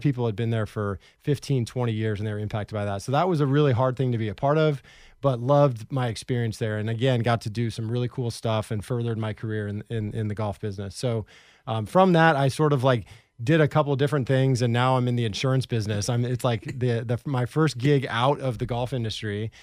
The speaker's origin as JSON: {"language": "English", "town": "Portland", "region": "Oregon", "country": "United States", "tie": "born or raised there", "also_born_or_lived": "Orlando", "said": "I grew up in Southeast Portland"}